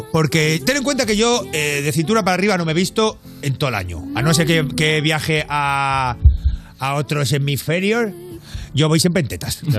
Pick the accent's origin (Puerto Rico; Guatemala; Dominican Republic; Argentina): Puerto Rico; En Puerto Rico, en mi Puerto Rico querido. Si yo estoy allí, como buen boricua, voy en tetas.